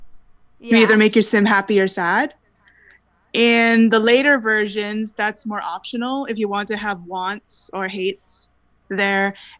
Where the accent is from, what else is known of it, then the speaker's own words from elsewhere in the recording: Langley, British Columbia, Canada; I'm from Langley, BC, born and raised.